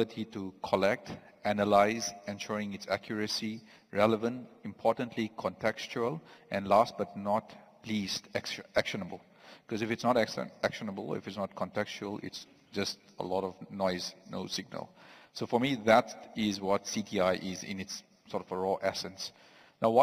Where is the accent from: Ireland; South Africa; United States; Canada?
South Africa; I am from South Africa itself.